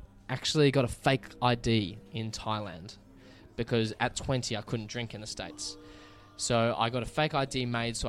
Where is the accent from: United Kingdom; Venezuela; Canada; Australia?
Australia; as an Aussie